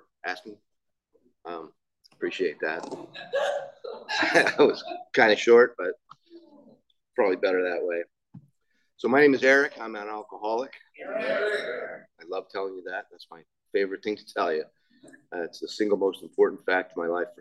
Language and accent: English; Laguna Niguel, California, United States; I grew up right here in Laguna Niguel.